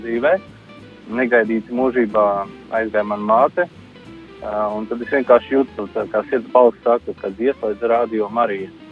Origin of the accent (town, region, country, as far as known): Latvia; moved away as an adult; now in Ireland